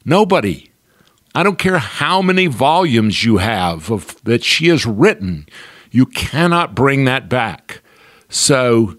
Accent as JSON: {"language": "English", "town": "Albany", "region": "Georgia", "country": "United States", "tie": "born or raised there"}